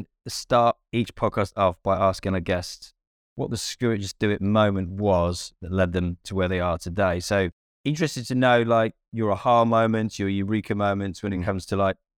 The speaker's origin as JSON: {"language": "English", "town": "Cardiff", "region": "Wales", "country": "United Kingdom", "said": "so I'm from Cardiff, and Cardiff's my club."}